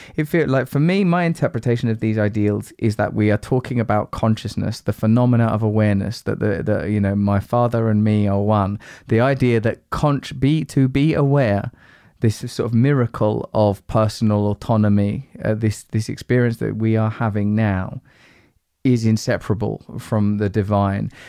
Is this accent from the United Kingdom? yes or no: yes; United Kingdom; being British